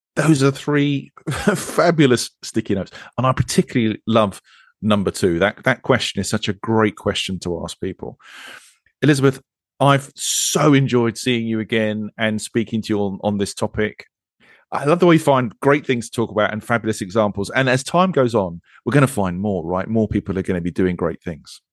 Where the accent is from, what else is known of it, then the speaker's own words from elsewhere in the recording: United Kingdom; I'm British